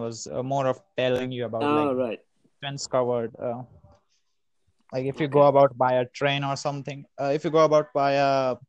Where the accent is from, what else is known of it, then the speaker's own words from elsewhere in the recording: Ujjain, Madhya Pradesh, India; first language Hindi; English is a second language; I am located in the central part of the India. Like, I'm located in it's called Madhya Pradesh, and I'm located from a city known as Ujjain.